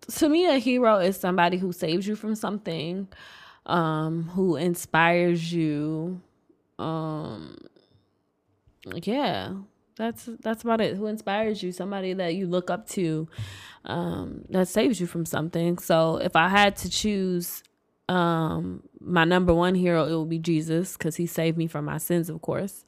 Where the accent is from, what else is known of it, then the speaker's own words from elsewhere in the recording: Detroit, Michigan, United States; also born or lived in Inkster, Michigan / Royal Oak, Michigan; I'm from Detroit.